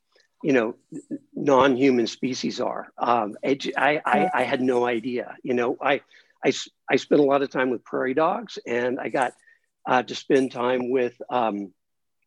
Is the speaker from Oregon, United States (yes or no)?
no; Los Angeles, California, United States; moved away as an adult; also born or lived in New York City; I grew up in Los Angeles and lived most of my adult life in New York City